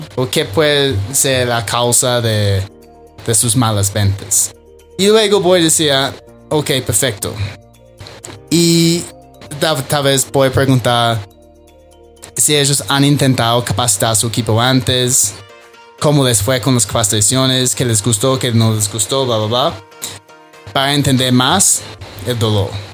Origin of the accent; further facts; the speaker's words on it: Australia; Spanish is a second language; moved away as an adult; also born or lived in Medellín, Colombia; now in Bogotá, Colombia; yo soy australiano, ¿ok? Llevo seis años aquí en Colombia